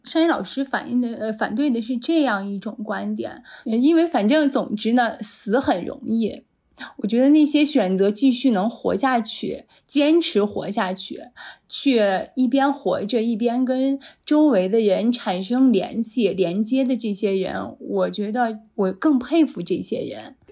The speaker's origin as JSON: {"language": "Chinese", "country": "China", "said": "我们作为一个中国人，在我们中国成长起来的"}